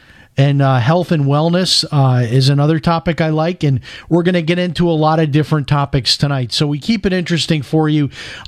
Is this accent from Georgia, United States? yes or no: no; Chicago, Illinois, United States; I grew up in Chicago, so you can imagine, and they were on even worse things than that.